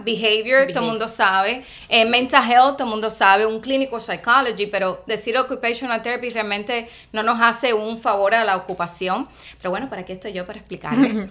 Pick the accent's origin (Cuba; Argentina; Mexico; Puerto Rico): Cuba; moved away as an adult; now in Miami, United States; yo vine de Cuba y empecé en Miami Day. y ya tenía como 26 años at that time